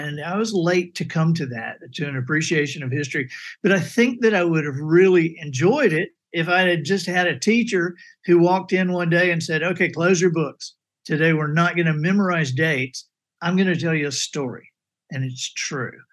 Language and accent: English; Dothan, Alabama, United States; also born or lived in Birmingham, Alabama / Montgomery, Alabama; I grew up all over Alabama. My dad was a minister, and so we moved uh, you know, every three to five years. And so I grew up in Birmingham and and Montgomery, uh, Dothan.